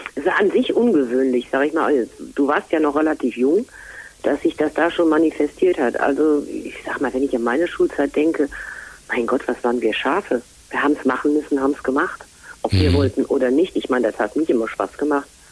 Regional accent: Rhineland, Germany; moved away as an adult; also born or lived in Fulda; uns Rheinländer

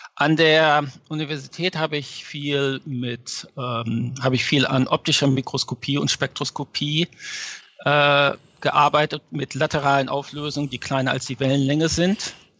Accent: Lower Saxony, Germany; moved away as an adult; also born or lived in Göttingen; now in New York, United States; Ja, ich bin ursprünglich aus Niedersachsen.

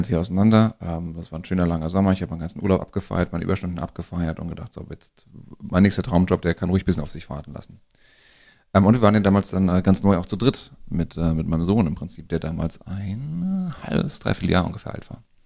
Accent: Frankfurt area, Hesse, Germany; wir sind ja hier am Frankfurter Raum groß geworden und von daher so ein bisschen Lokalpatriotismus

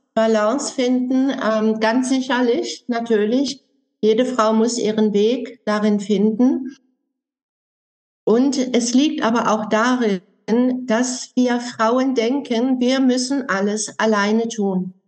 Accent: Germany; bei uns in Deutschland

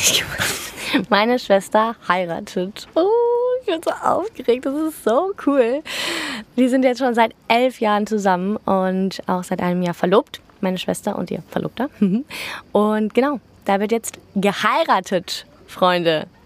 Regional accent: Cologne, North Rhine-Westphalia, Germany; wir kommen aus Köln

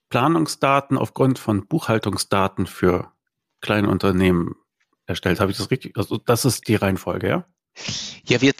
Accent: Vienna, Austria; Ich komme aus Wien.

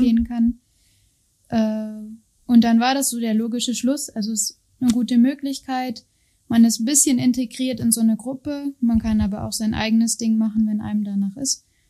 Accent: Telgte, North Rhine-Westphalia, Germany; moved away as an adult; ich komme aus Münster, also genau genommen aus Telgte

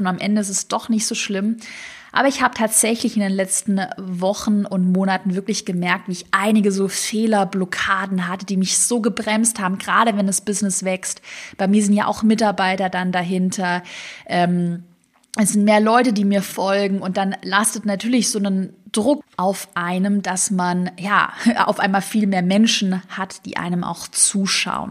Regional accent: Swabia, Baden-Württemberg, Germany; accent: Swabian; im Schwäbischen, ich komme aus dem Schwarmland, würde man sagen, zu schwätze

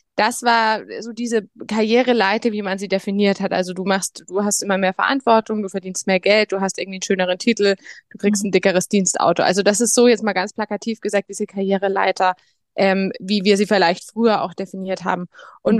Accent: Bamberg, Bavaria, Germany; geboren und aufgewachsen in Bamberg in, in Oberfranken

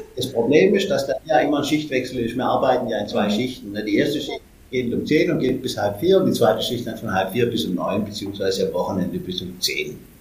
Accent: Stuttgart, Baden-Württemberg, Germany; bei uns in Stuttgart

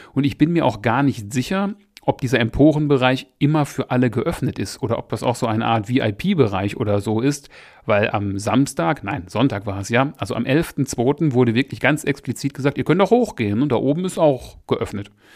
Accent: Essen, North Rhine-Westphalia, Germany; Ich bin ja ursprünglich aus Essen

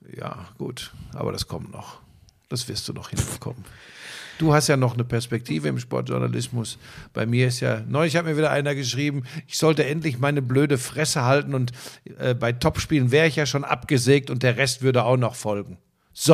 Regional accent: Hagen, North Rhine-Westphalia, Germany; wir sind ja beides Hagener Jungs. Wir kommen ja beide aus Hagen

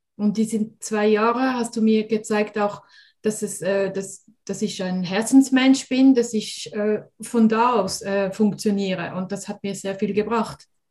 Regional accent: Switzerland; wie man es hört, bin ich aus der Schweiz

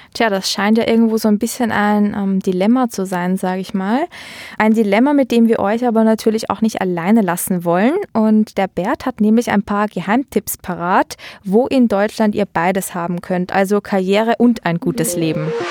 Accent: Austria; moved away as an adult; also born or lived in Vienna; now in Düsseldorf, Germany; wir in Österreich

